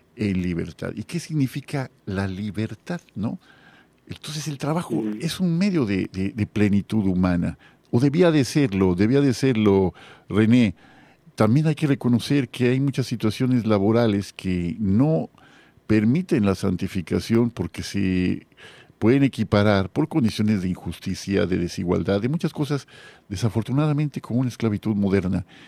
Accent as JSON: {"language": "Spanish", "town": "Guadalajara", "region": "Jalisco", "country": "Mexico", "moved": "yes", "lives_now": "Mérida, Mexico", "said": "yo viví muchos años en Guadalajara, yo soy tapatío, ¿no? Pero eh, yucateco ya por adopción"}